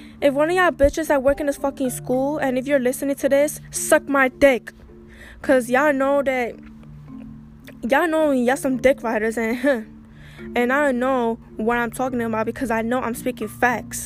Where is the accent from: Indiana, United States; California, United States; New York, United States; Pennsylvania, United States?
New York, United States; I'm from New York